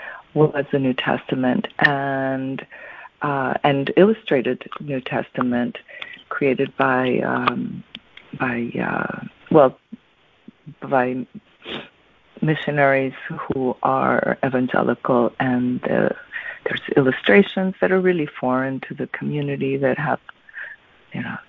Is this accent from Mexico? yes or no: yes; Mexico City, Mexico; I'm from Mexico